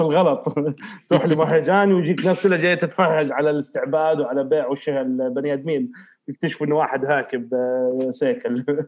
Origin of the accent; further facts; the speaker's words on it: Riyadh, Riyadh Province, Saudi Arabia; now in Eastern Province, Saudi Arabia; الرياض تظل مسقط راسي وبلدي الاولى يعني تربيتي ونشاتي كلها في الرياض بس خلاص حاليا الشرقيه خليني هنا